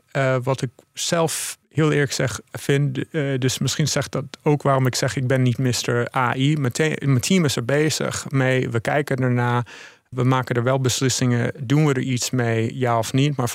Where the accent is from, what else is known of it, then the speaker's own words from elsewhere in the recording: Netherlands; born there; moved away; also born or lived in United States; ik ben geboren in Nederland, maar ik heb eh, heel lang in het buitenland eh, gewoond. In Amerika specifiek.